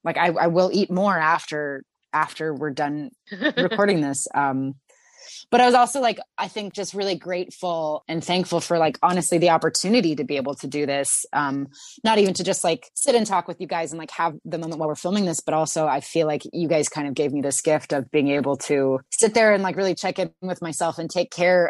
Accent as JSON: {"language": "English", "town": "Santa Cruz", "region": "California", "country": "United States", "tie": "born or raised there", "said": "In my hometown, Santa Cruz, there is a store called the Olive Oil Connection"}